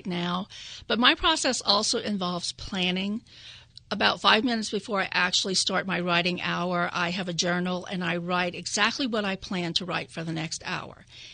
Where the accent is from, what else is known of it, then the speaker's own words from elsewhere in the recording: Louisiana, United States; now in Delaware, United States; I'm from Louisiana, and I come from a long line of oral storytellers, Cajuns, Acadians, Louisiana French. I grew up in a bilingual household.